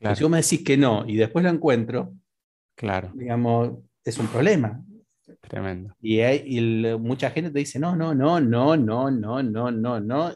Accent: Las Toninas, Buenos Aires Province, Argentina; yo soy de la costa, entonces le dije soy de las Toninas.

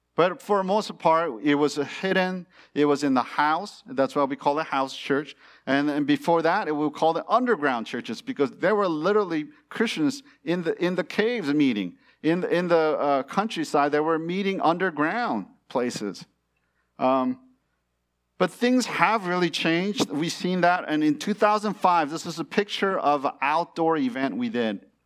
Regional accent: California, United States; born or raised there; moved away as an adult; also born or lived in China

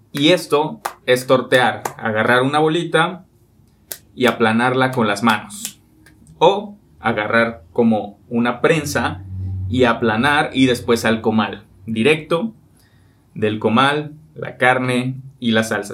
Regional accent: Mexico; los mexicanos

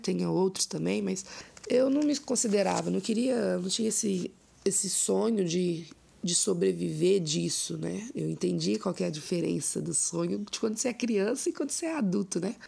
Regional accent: Ouro Preto, Minas Gerais, Brazil; also born or lived in Mariana, Minas Gerais; nasci em Mariana, Minas Gerais, mas os meus pais, né, me criaram em Cachoeira do Campo, que é um distrito de Ouro Preto.

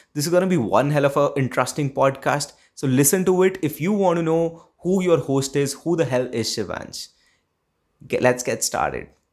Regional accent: Delhi, India; I am from Delhi, and I enjoyed my school life thoroughly.

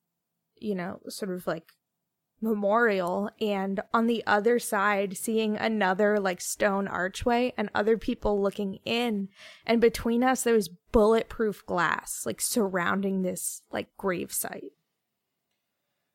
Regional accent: United States; I'm from America

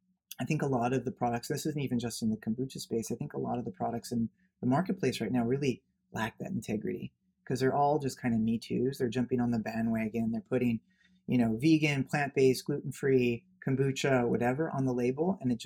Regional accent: Los Angeles, California, United States; I grew up in Bel Air, Beverly Hills.

